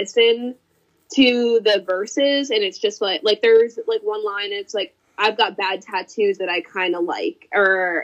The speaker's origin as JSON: {"language": "English", "town": "Rutland", "region": "Massachusetts", "country": "United States", "tie": "born or raised there", "also_born_or_lived": "North Brookfield, Massachusetts / Holden, Massachusetts", "lives_now": "Uxbridge, United States", "said": "I grew up in Rutland."}